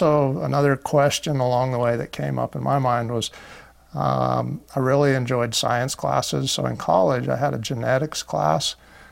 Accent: Moab, Utah, United States; I was raised in Moab, Utah

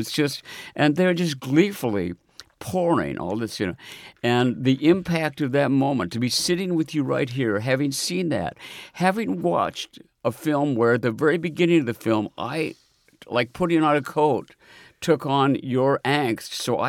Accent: Omaha, Nebraska, United States; now in New York, United States; it always feels in New York like I'm from Omaha, Nebraska.

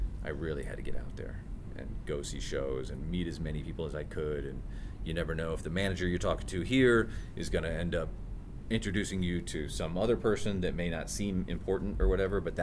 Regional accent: Fort Wayne, Indiana, United States; now in Orlando, United States; I'm from Fort Wayne, Indiana, originally.

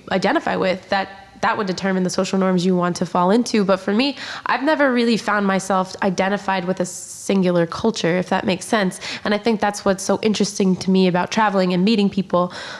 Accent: Poland; English is a second language; I grew up in Poland, obviously

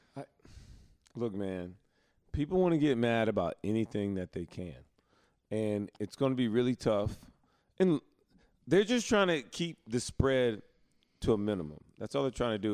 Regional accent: Alabama, United States; I'm from Alabama

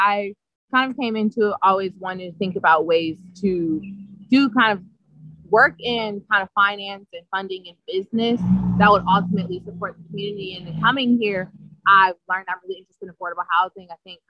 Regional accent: Chicago, Illinois, United States; now in New Haven, United States; And I'm from South Side, right outside the University of Chicago.

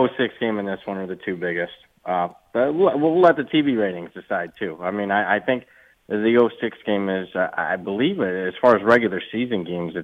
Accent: Toledo, Ohio, United States; moved away; I'm from Toledo, Ohio

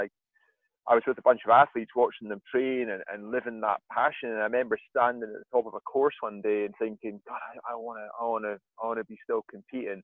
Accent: Aviemore, Scotland, United Kingdom; I grew up in Aviemore in Scotland, so I grew up skiing with the Baxters

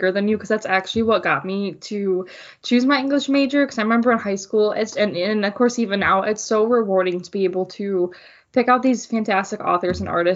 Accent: Wausau, Wisconsin, United States; moved away as an adult; now in Green Bay, United States; I was at a community college in my hometown

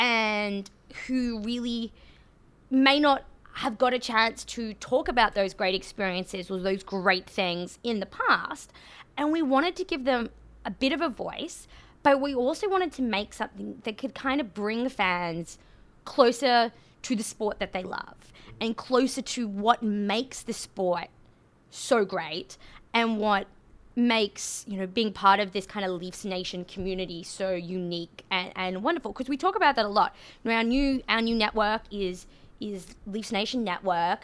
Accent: about 800 kilometers north of Brisbane, Queensland, Australia; accent: Australian; now in Canada; as my accent suggests, I am Australian

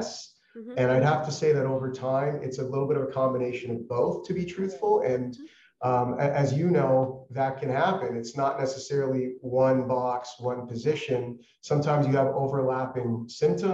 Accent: Toronto, Ontario, Canada; moved away as an adult; now in United States; I'm born and raised in the Toronto area

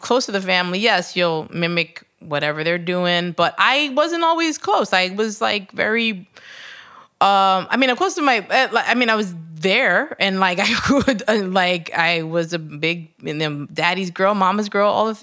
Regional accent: New York, United States; I was born in New York.

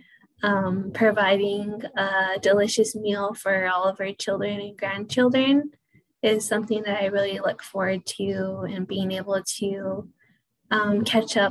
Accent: Pueblo of Acoma, New Mexico, United States; I am Indigenous from the Pueblo of Acoma

